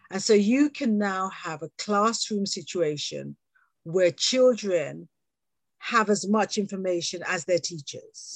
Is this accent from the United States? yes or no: no; England, United Kingdom; accent: British; also born or lived in Jamaica (parents); born here and having had the wonderful experience of working globally